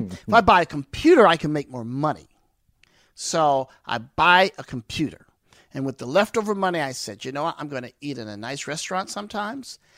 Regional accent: East St. Louis, Illinois, United States; growing up in East Saint Louis, East Saint Louis is rough, rugged, and raw

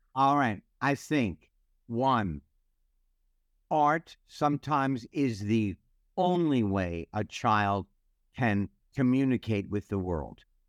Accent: United States; I am so proud to be an American

